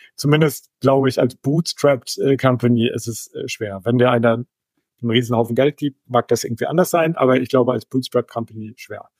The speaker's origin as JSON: {"language": "German", "country": "Germany", "said": "als Deutscher"}